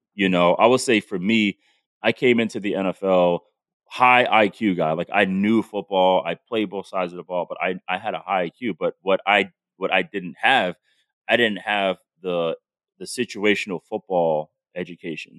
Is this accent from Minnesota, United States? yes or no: no; Providence, Rhode Island, United States; I'm from Providence